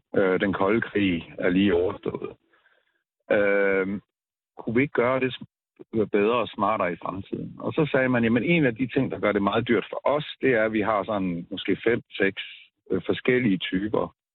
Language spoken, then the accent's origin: Danish; Denmark; jeg er fra Danmark